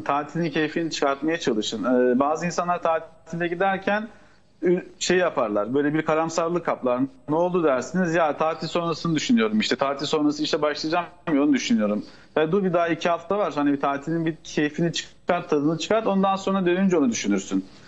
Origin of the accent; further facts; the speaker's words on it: Turkey; bizim Türk toplumunda